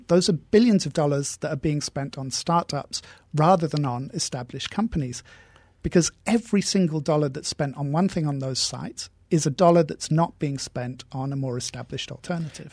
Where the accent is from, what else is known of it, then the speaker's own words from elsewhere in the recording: England, United Kingdom; moved away; We're both English